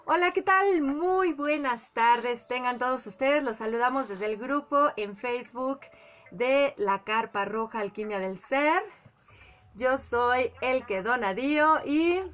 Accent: Colima, Mexico; yo crecí en Colima, todos los familiares de mi papá y de mi mamá estaban en la Ciudad de México

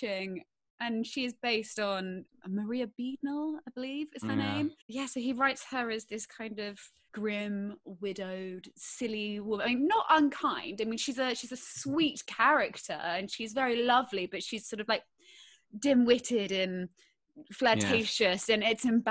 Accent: Bangkok, Thailand; moved away; In Thailand, in Bangkok

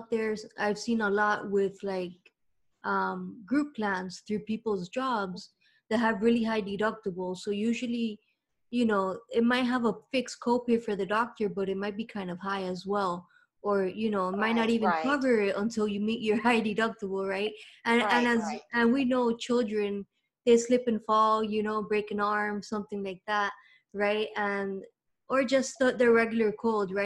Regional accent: Miami, Florida, United States; I'm here in Miami

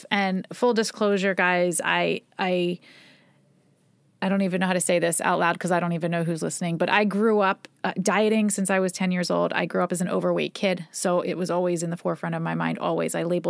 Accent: Philadelphia, Pennsylvania, United States; We're like from Philly, and it's like a Philly like bagel.

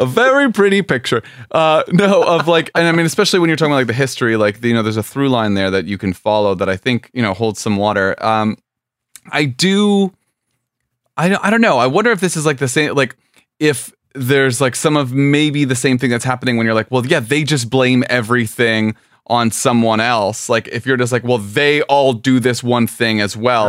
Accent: South Florida, United States; I'm from South Florida

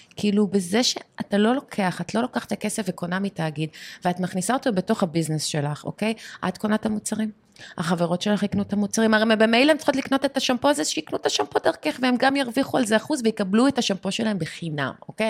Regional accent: Canada; now in Israel; אני גדלתי גם בבית שאימא שלי בבייסמנט שלה בקנדה

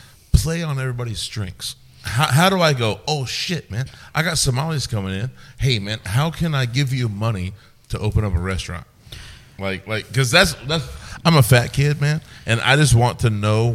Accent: Winfield, Kansas, United States; I'm from Winfield.

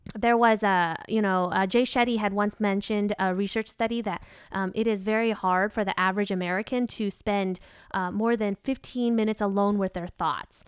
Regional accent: Vietnam; accent: country twang of Vietnam (southern); my accent, if we have any Vietnamese listeners, they'll recognize that I have what's called, uh, the country twang of Vietnam

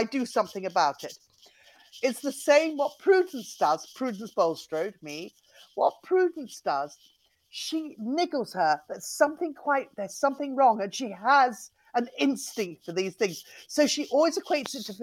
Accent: London, United Kingdom; also born or lived in Cornwall; I was brought up in London and Cornwall, really. And we moved around quite a lot, but mostly London.

